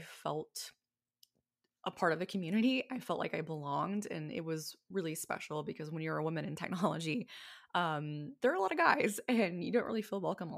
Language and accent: English; Oklahoma City, Oklahoma, United States; also born or lived in Odessa, Texas; I was actually born in Odessa, Texas, but I mean, no one really knows what it's like to live in a small town like that when you're a baby. So I grew up in Oklahoma City